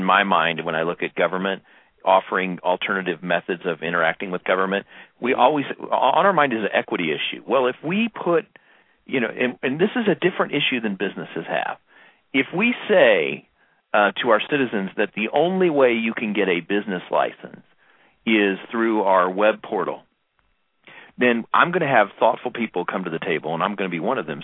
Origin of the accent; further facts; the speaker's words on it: Kansas City, Kansas, United States; when I was growing up in Kansas City, Kansas